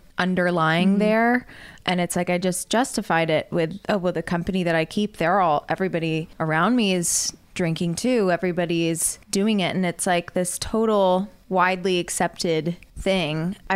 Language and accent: English; the South, United States; I grew up in the South as a woman